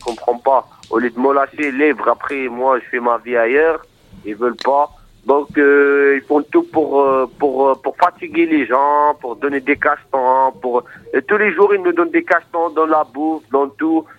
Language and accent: French; Morocco; now in France; Moi déjà, suis de nationalité marocaine. Je suis marocain